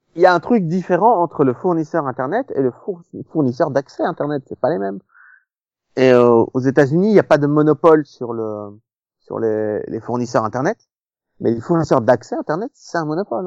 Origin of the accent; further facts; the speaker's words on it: Belgium; j'ai grandi en Belgique